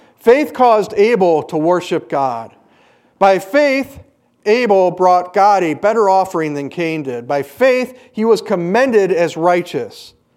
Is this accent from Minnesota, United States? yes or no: no; Hayward, Wisconsin, United States; moved away; I grew up partially in Hayward